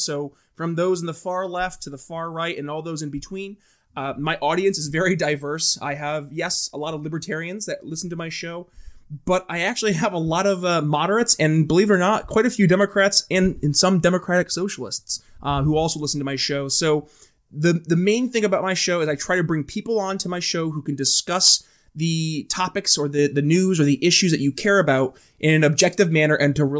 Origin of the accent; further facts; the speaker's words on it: New York, United States; Yeah, I'm from New York State